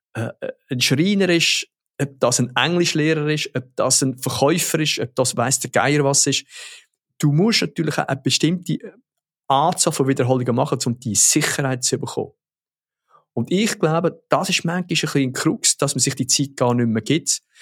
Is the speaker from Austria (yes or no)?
no; Switzerland; bei uns in der Schweiz